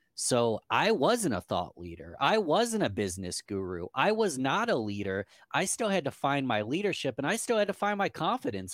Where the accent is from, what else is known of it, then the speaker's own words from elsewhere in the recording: Rochester, New York, United States; Rochester, New York, from my hometown